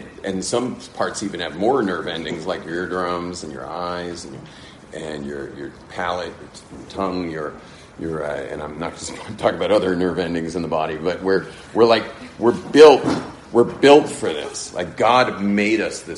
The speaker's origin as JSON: {"language": "English", "region": "Southern California", "country": "United States", "tie": "born or raised there", "moved": "as an adult", "lives_now": "Israel", "said": "born and raised in Southern California"}